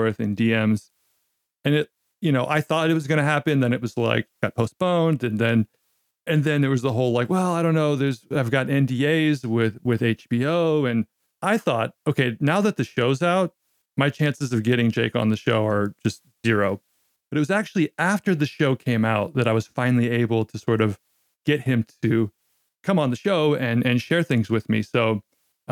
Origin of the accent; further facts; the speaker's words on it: Gladstone, Oregon, United States; moved away as an adult; also born or lived in Portland, Oregon; now in Japan; I was born in the city of Portland, but then quickly my white family retreated into the vanilla suburbs of Gladstone, which is where I was raised